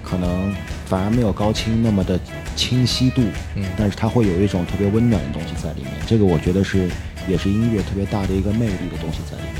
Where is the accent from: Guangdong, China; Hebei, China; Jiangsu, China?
Jiangsu, China; Nanjing; moved away as an adult; also born or lived in Germany; now in Beijing, China; 在南京，我是南京人